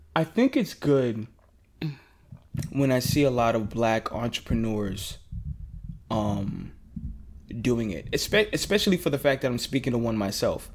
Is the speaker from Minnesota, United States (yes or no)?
no; New York City, New York, United States; I'm from Queens